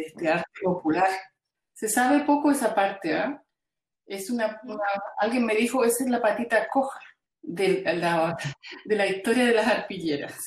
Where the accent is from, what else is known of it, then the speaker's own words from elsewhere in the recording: Chile; now in Belgium; yo salí eh, de Chile en el año 73, eh, luego en el 78 recién pudimos entrar a Chile